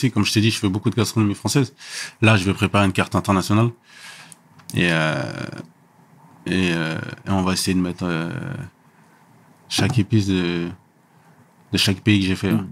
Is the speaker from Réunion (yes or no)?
no; Senegal; Chez moi au Sénégal, pareil tu vois, quand tu voyages, tu as plus d'imagination